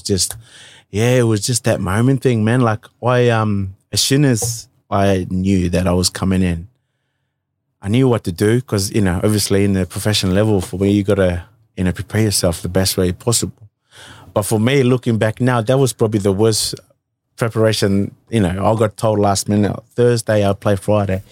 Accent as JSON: {"language": "English", "country": "Fiji", "tie": "born or raised there", "moved": "yes", "lives_now": "Australia", "said": "I grew up with my, uh, mum and grandparents up right in the interior of, uh, Hovey"}